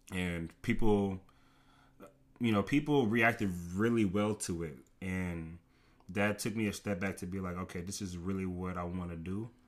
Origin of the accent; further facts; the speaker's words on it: Rowlett, Texas, United States; many people know me, um, just from Rowlett. I graduated in, in twenty fifteen